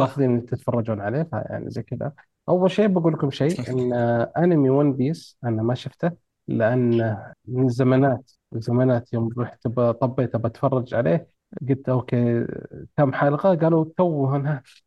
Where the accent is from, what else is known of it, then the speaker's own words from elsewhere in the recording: Saudi Arabia; عندنا في السعوديه